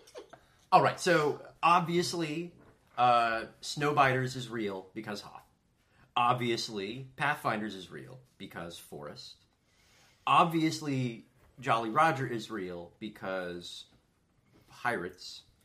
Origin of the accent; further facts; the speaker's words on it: Southern California, United States; I, I grew up in Southern California.